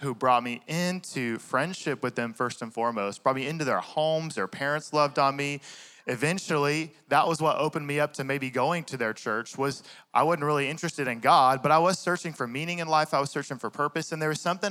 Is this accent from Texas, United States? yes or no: yes; Fort Worth, Texas, United States; also born or lived in Dallas, Texas; now in Cedar Hill, United States; I grew up in the Bible Belt in Fort Worth